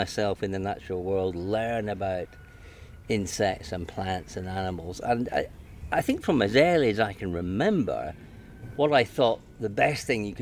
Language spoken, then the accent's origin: English; Edinburgh, Scotland, United Kingdom; also born or lived in Glasgow; now in London, United Kingdom; I was born in Glasgow, and I moved to Edinburgh when I was 5. So I was born in 54, so I'm now 66 years old. My father moved through to Edinburgh, and I grew up in Edinburgh